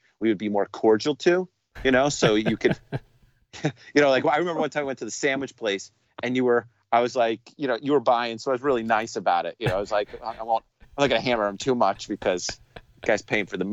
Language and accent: English; New York City, New York, United States; I'm a New Yorker